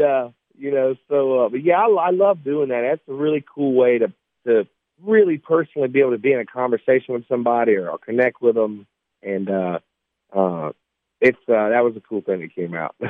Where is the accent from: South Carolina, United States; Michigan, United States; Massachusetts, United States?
South Carolina, United States; Sumter; I grew up in Sumter, South Carolina